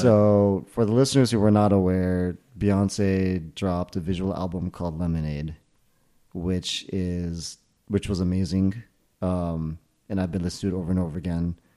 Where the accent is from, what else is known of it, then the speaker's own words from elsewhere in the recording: Millburn, New Jersey, United States; This was in Jersey. This was in Milburn, New Jersey, where I, we were known for having invented Ultimate Frisbee